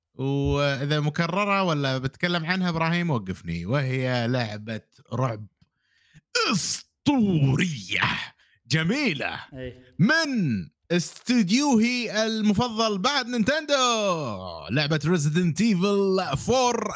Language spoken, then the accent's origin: Arabic; Kuwait; عندنا بالكويت